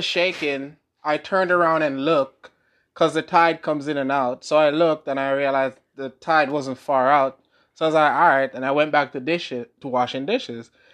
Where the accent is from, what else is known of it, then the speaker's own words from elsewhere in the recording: Jamaica; moved away; I'm from Jamaica